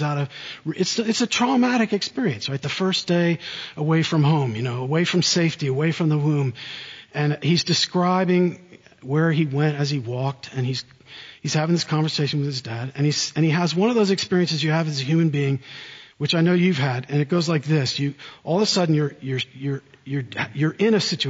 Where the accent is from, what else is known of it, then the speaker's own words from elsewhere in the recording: central New Jersey, United States; moved away as an adult; also born or lived in Oxford, England; now in South Carolina, United States; I grew up in central New Jersey